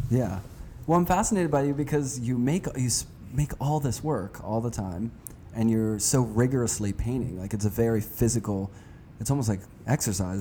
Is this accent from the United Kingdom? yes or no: no; Pittsburgh, Pennsylvania, United States; I'm from Pittsburgh. I grew up there